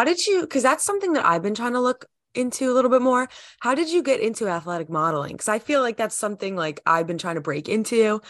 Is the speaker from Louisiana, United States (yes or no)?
no; Georgia, United States; I like New York teams because I'm from Georgia.